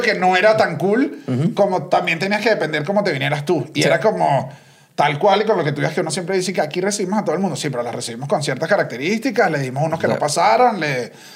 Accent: Venezuela; moved away as an adult; now in Mexico

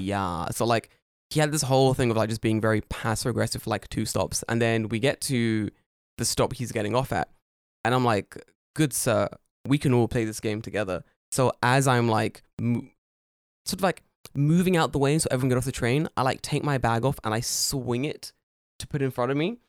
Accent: United Kingdom; now in Japan; I'm British.

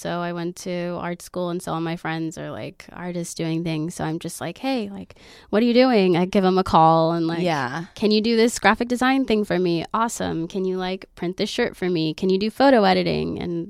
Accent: Oklahoma, United States; I appreciate it because I come from Oklahoma, where it's very schlubby, like, all the time.

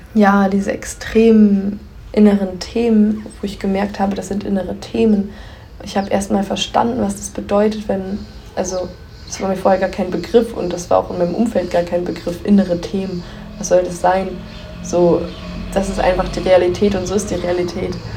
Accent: Göttingen, Lower Saxony, Germany; hatte dann ja kurz eine Wohnung in Göttingen, meiner Heimatstadt

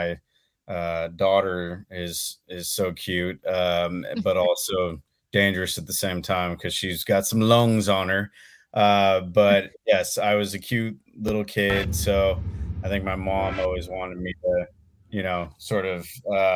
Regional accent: Oakland, California, United States; also born or lived in San Leandro / Chico; Born and raised in Oakland, actually. Kind of all over the Bay Area, different times. I kind of spent pretty much my entire life here.

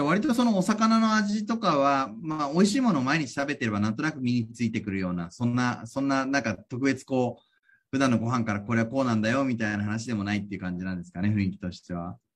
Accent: Tokyo, Japan; 東京育ち

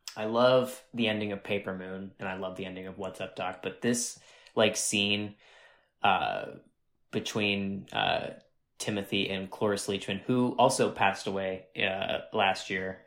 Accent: Northeast Ohio, United States; I'm from, uh, a little rural town of three thousand people, uh, in Northeast Ohio, um, pretty close to Youngstown

